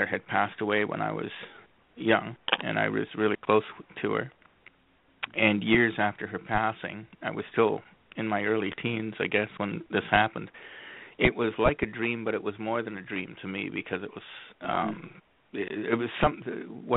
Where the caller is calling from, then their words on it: Madoc, Ontario, Canada; I'm calling from Medoc, Ontario, Canada, which is a small town in between the big cities of Toronto and Ottawa